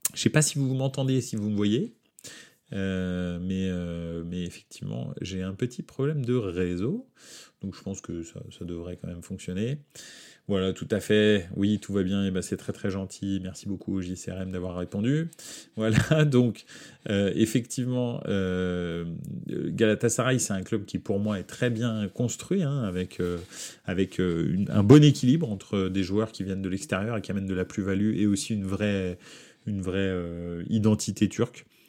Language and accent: French; France; je suis français